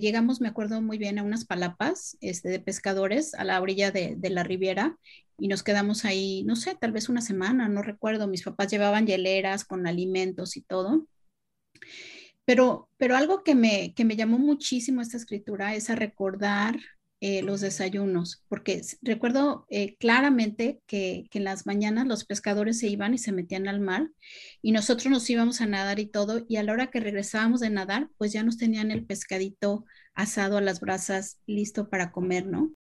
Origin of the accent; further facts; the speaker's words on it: Chetumal, Quintana Roo, Mexico; Es de chica, nosotros vivíamos en Chetumal, en Quintana Roo